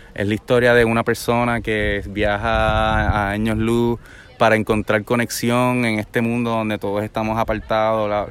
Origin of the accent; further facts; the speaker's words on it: Trujillo Alto, Puerto Rico; also born or lived in Santurce, Puerto Rico / United States; yo soy de Santurce, original de Trujillo Alto, Puerto Rico